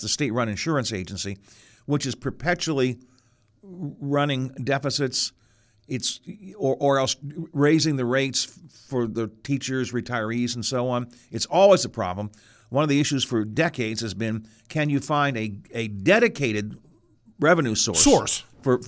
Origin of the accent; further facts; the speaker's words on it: Wheeling, West Virginia, United States; my hometown